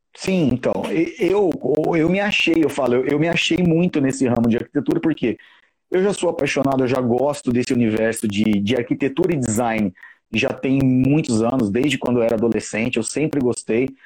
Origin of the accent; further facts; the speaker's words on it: São José do Rio Preto, São Paulo, Brazil; moved away as an adult; now in São Paulo, Brazil; eu atualmente moro em São Paulo, mas eu sou daqui de São José do Rio Preto